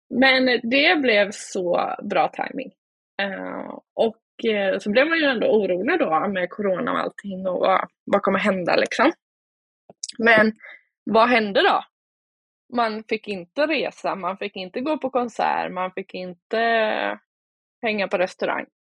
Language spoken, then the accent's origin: Swedish; Oskarshamn, Kalmar County, Sweden; Jag kommer från Småland, Oskarshamn